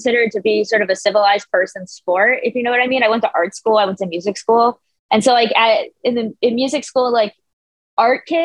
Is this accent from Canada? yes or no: no; United States; being American